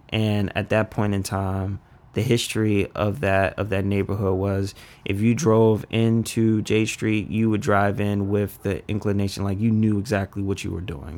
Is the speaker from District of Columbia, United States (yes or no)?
yes; Washington, District of Columbia, United States; also born or lived in Oxon Hill, Maryland; I grew up in Northwest D C, and it was, used to called Bloomingdale